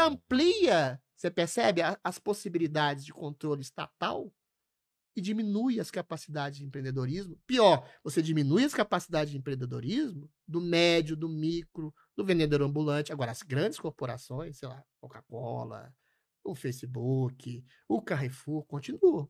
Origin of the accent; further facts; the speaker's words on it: Belo Horizonte, Minas Gerais, Brazil; now in São Paulo, Brazil; Na minha cidade natal, Belo Horizonte